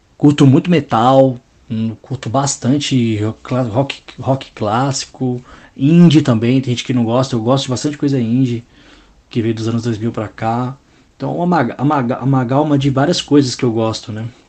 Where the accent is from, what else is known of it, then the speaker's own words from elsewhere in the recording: São Paulo, Brazil; Cresci no Jardim São Luís, Zona Sul de São Paulo, próximo do Capão, Parque Santo Antônio